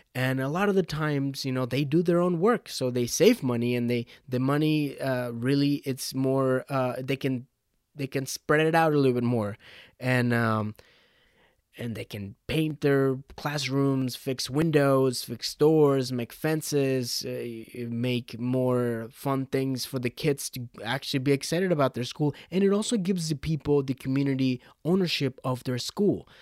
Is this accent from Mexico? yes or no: yes; Mexico; I am from Mexico